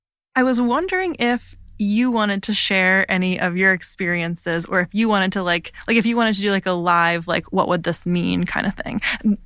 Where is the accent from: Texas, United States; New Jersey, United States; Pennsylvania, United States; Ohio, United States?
Pennsylvania, United States; I grew up in outside of Philadelphia in a really rural setting.